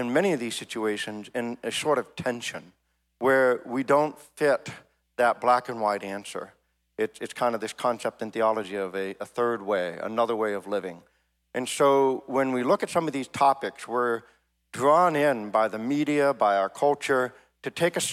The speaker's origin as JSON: {"language": "English", "town": "Bangor", "region": "Maine", "country": "United States", "tie": "born or raised there", "moved": "yes", "lives_now": "Goshen, United States", "said": "I grew up in Bangor, Maine, which was the third largest city in the state"}